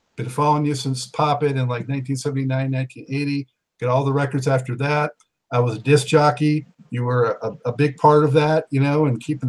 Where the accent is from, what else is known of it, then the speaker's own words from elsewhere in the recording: West Coast, United States; I'm from the West Coast